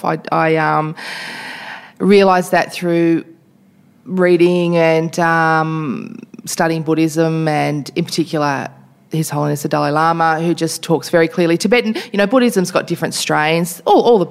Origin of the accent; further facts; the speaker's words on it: Toowoomba, Queensland, Australia; moved away; growing up in Queensland, I grew up in a very racist environment